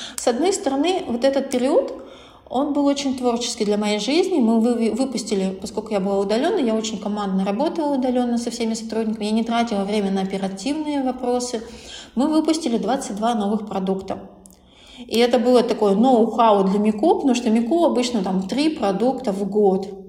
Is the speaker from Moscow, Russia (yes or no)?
no; Kirov, Kirov Oblast, Russia; я, а, сама из Кирова